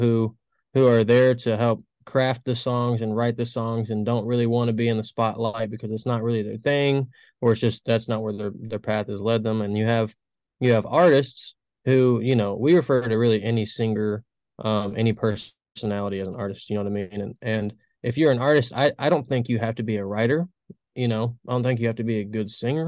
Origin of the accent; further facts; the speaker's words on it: Nashville, Tennessee, United States; Born and raised. Boots on the ground. Nashville.